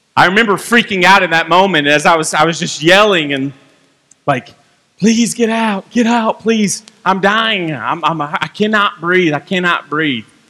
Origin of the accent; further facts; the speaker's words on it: Franklin, Kentucky, United States; also born or lived in Bowling Green, Kentucky; I grew up right down the road in Franklin, Kentucky